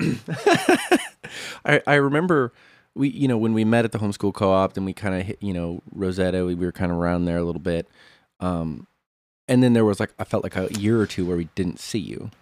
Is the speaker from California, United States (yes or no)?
no; Monmouth, Illinois, United States; I was born in Monmouth, Illinois.